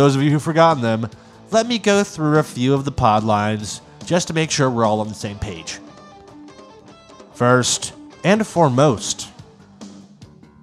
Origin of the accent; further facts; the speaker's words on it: United States; I am an American